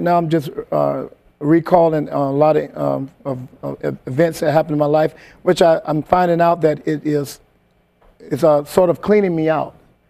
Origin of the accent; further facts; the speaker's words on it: Columbia, South Carolina, United States; also born or lived in Westbury, Long Island, New York; I thought I was born in Columbia, South Carolina, where I was raised, but she actually had me in a house with a midwife.